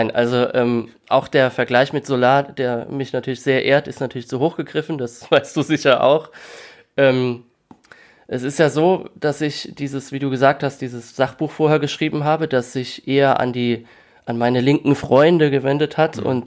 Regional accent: Rhineland-Palatinate, Germany; accent: Palatine; dass ich bis kurz zuvor noch jeden Tag ganz normal in meinem Dialekt gesprochen habe. Das mhm. ist jetzt äh, bei uns in der Pfalz äh, sehr üblich, mehr als vielleicht anderswo.

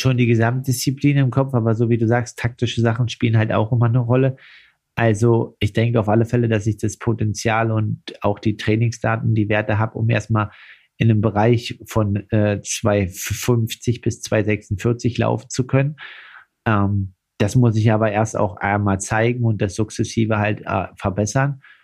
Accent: Altmark, Saxony-Anhalt, Germany; in meiner Heimat Altmark

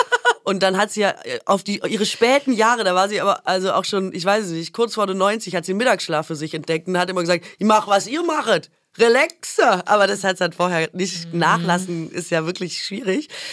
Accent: Swabia, Baden-Württemberg, Germany; Ich komme aus dem Schwabenland

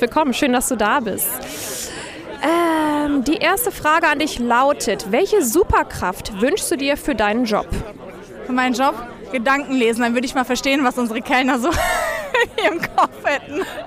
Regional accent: Cologne, North Rhine-Westphalia, Germany; ich komme aus Köln

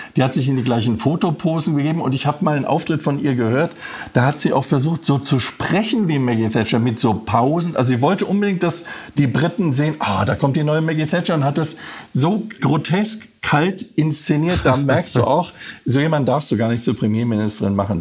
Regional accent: Frankfurt, Hesse, Germany; weil es meine Heimat ist.

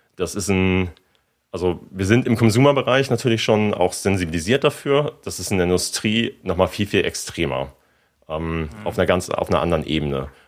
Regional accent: Germany; also born or lived in Hamburg / San Francisco; als äh, ja, Deutscher

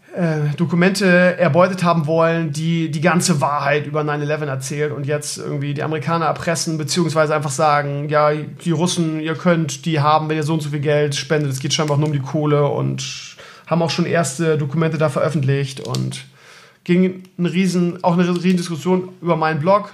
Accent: Bremen, Germany; Ich komme ja auch aus Bremen-Gröpeling, das ist ja auch Ghetto.

